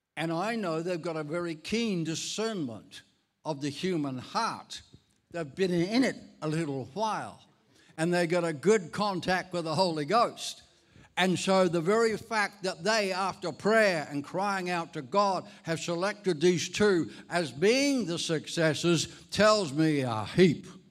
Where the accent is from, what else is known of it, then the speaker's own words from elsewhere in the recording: Ireland; moved away; I'm Irish. I was actually born in Ireland